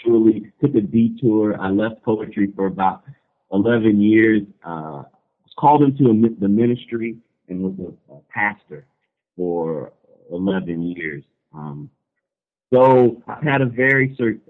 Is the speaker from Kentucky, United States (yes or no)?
yes; Louisville, Kentucky, United States; also born or lived in Cincinnati, Ohio; basically born and raised in Louisville, Kentucky.